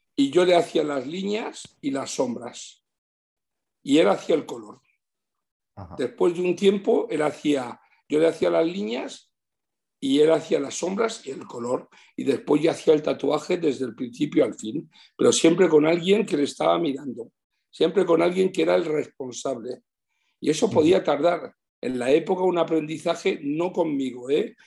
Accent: Switzerland; moved away as an adult; also born or lived in Madrid, Spain; now in Spain; me he criado en Suiza y, tengo unos recuerdos increíbles. He hecho toda mi infancia y mi juventud en Suiza hasta los 29 años

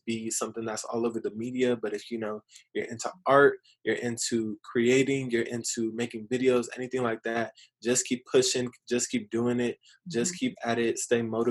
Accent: Riverside, California, United States; growing up in Riverside

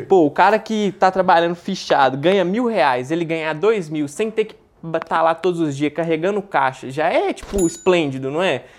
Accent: Belo Horizonte, Minas Gerais, Brazil; Eu sou de Belo Horizonte, tenho 23 anos

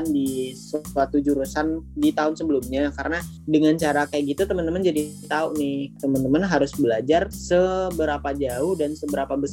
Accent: West Sumatra, Indonesia; Terus aku berasal dari Sumatera Barat, jadi gak jauh ya.

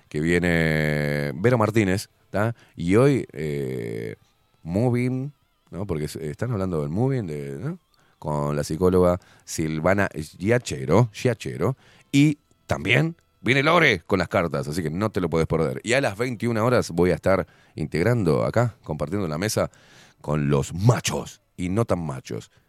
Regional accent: Uruguay; quiero estar aburrido, porque soy uruguayo, no puedo tener onda

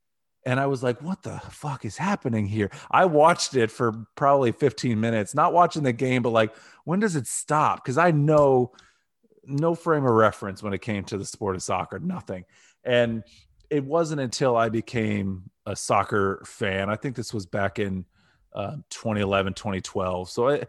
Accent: Canton, Ohio, United States; I grew up in Northeast Ohio. I'm from Canton, Ohio.

